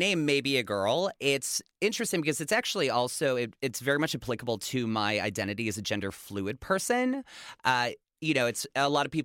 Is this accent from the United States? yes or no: yes; Chicago, Illinois, United States; moved away as an adult; also born or lived in Pittsburgh, Pennsylvania; now in Los Angeles, United States; I'm originally from Chicago. That's where I grew up. Well, I should say I was born in Pittsburgh. My family moved to Chicago when I was 9, and I lived in the city until I was 27